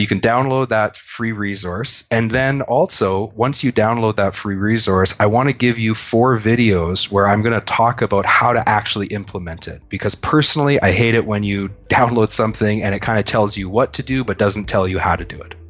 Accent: Canada; I'm a Canadian.

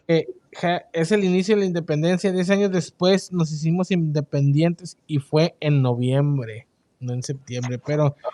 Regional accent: Mexico; now in United States; nosotros que venimos de México, cuando ya estamos acá en Estados Unidos

